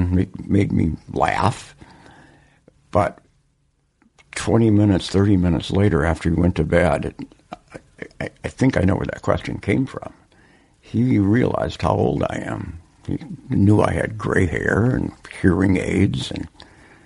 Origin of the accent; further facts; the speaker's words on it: Worthington, Minnesota, United States; moved away; It was a small town of 9,000 in southern Minnesota near the Iowa-South Dakota border